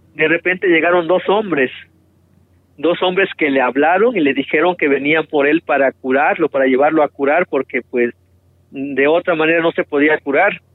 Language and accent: Spanish; Montaña Baja, Guerrero, Mexico; los nahuas de, de, la comunidad ya de Atacador de la Montaña Baja de, Guerrero